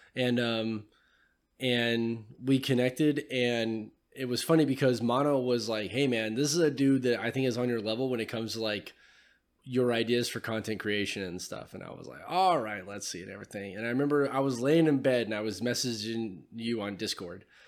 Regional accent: California, United States; now in Tennessee, United States; I'm from California

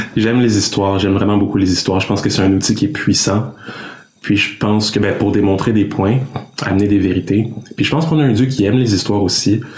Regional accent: Quebec, Canada; je suis né ici au Québec, mais j'ai des parents qui sont d'origine congolaise. Donc mes parents sont venus, ils ont immigré au Québec et ils ont eu les enfants ici que nous sommes

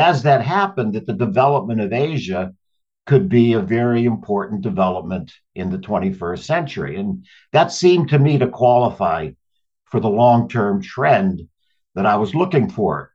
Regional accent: Pittsburgh, Pennsylvania, United States; moved away as an adult; I grew up in Pittsburgh, went on to Yale.

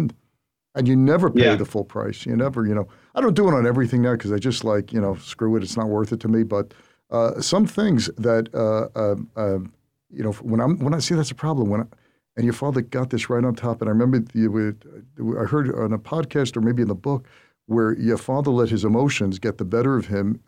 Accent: New York City, New York, United States; I grew up in Brooklyn

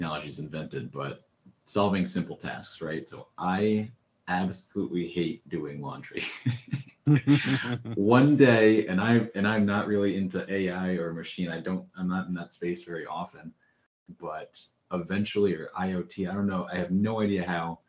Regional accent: Connecticut, United States; moved away; I grew up in Connecticut, so I moved away from a lot of friends

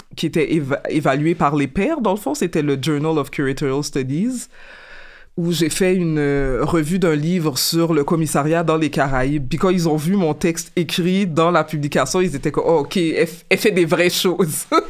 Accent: Montreal, Quebec, Canada; je suis euh, née et j'ai grandi à Montréal, donc je suis originaire euh, d'ici.

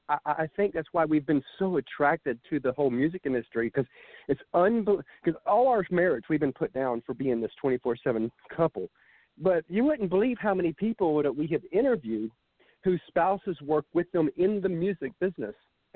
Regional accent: Georgia, United States; because she was from Kentucky, I'm from Georgia, and we met online back in 02.

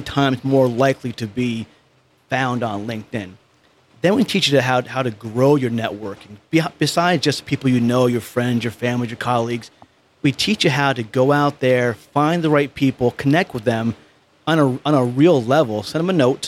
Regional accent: Poughkeepsie, New York, United States; accent: New York; moved away; I'm from this small town called Poughkeepsie, New York. So I'm a New Yorker.

